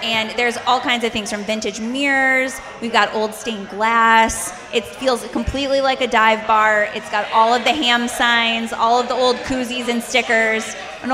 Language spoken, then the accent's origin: English; Saginaw, Michigan, United States; I am from Saginaw, Michigan, so I am a Michigander.